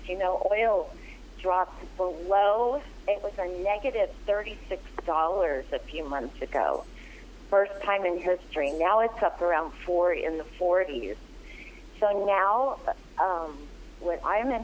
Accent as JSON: {"language": "English", "region": "Arizona", "country": "United States", "said": "I'm from Arizona, and things are not as strict there"}